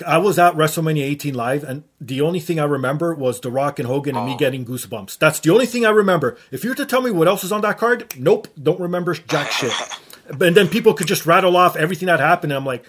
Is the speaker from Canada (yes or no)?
yes; Canada; even being Canadian